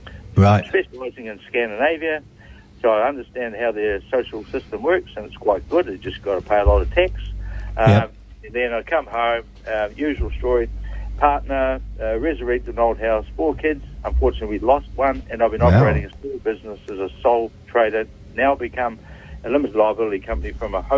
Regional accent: Allanton, Otago, New Zealand; also born or lived in Mosgiel, New Zealand; I'm a Kiwi born and bred. I'm born in Mosgiel, just south of Dunedin, and I was raised in a small township called Allenton

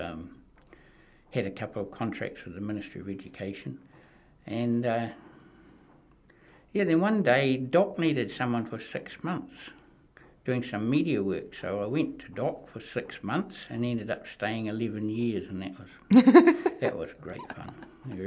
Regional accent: Auckland, New Zealand; I grew up in Auckland, and I went to North Shore Teachers College

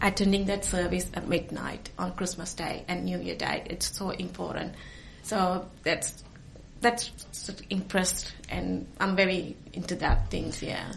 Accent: Sri Lanka; also born or lived in New Zealand / Australia / Auckland, New Zealand / Tauranga, New Zealand; now in Hawke's Bay, New Zealand; I'm originally from Sri Lanka. We moved to New Zealand. That was in 1995

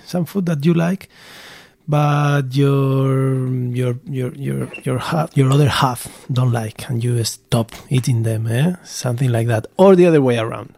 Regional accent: Basque Country, Spain; born or raised there; moved away

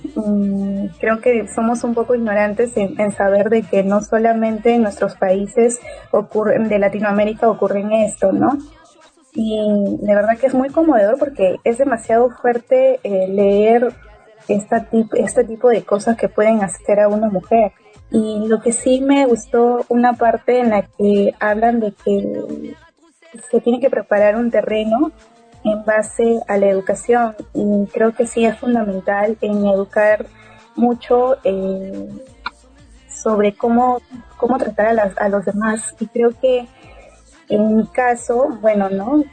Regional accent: Peru; yo soy de Perú

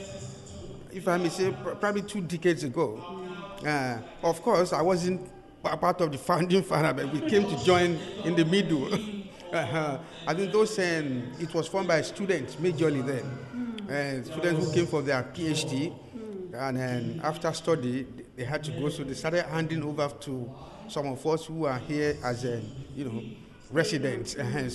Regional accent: Nigeria; now in Canterbury, New Zealand; I'm in Nigerian

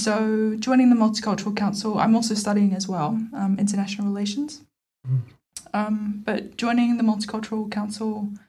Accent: Melbourne, Victoria, Australia; moved away as an adult; now in Porirua, New Zealand; originally from Porirua. I'm from Ngāti Toa. And so that's where my people are from. That's where my family's from. But I grew up in Melbourne. And my experience growing up in Melbourne was, like, fantastic. It was very multicultural.

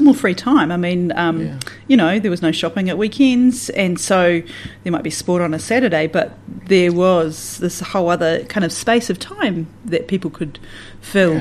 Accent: Southland / the Catlins, New Zealand; also born or lived in Wyndham, New Zealand; I say I'm a Southlander, but then I'd say that I'm from the Catlins as well

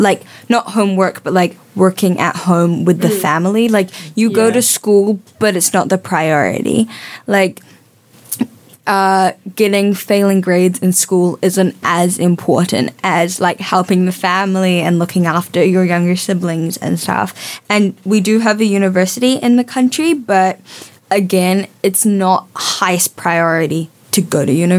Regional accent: New Zealand; also born or lived in Samoa; I started off in primary school, like half in New Zealand, and then I studied in Samoa for 5 years in an international school, and I just moved back here.

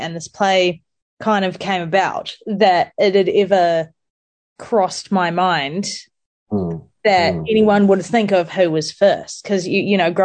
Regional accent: New Zealand; I grew up in New Zealand

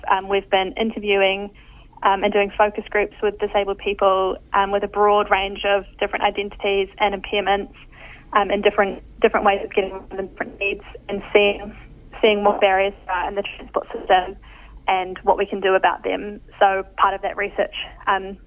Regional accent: Raglan, Waikato, New Zealand; I grew up just outside of Whangaroa, Raglan, on the side of some beautiful native bush.

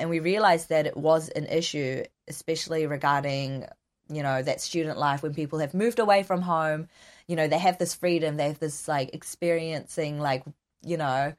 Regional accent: New Zealand; accent: Kiwi; I'm ethnically Korean, but born and raised in New Zealand

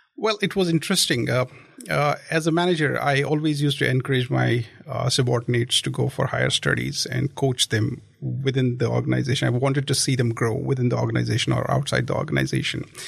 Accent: Jammu and Kashmir, India; moved away as an adult; also born or lived in other parts of India / Christchurch, New Zealand; now in Dunedin, New Zealand; I actually come from the extreme northern state of India. Uh, that's Kashmir. So I was born there. I was uh, I completed my studies there

